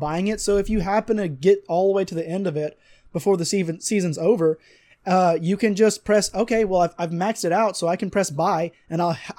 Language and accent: English; South Georgia, United States; accent: Southern; it's probably because we're fighting back our Southern accent.